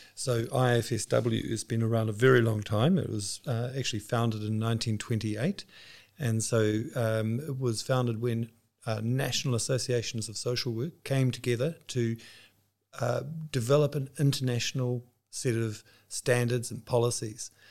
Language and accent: English; New Zealand; moved away as an adult; now in Switzerland; My background is that I grew up in New Zealand, but with this job, we have our headquarters based in Switzerland, so I'm now based there